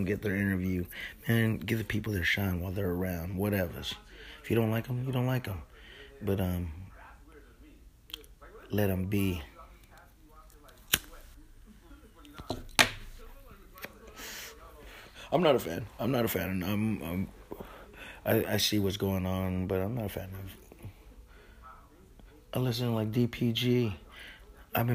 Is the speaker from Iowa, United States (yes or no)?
no; California, United States; I'm like a Californian. We some tropical people